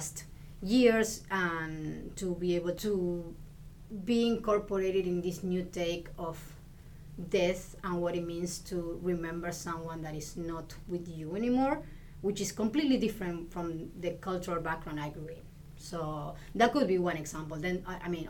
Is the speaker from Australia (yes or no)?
no; Argentina; English is a second language; moved away as an adult; also born or lived in Illinois, United States; now in Houston, United States; I come from Argentina, and I arrived here in U.S. in 2007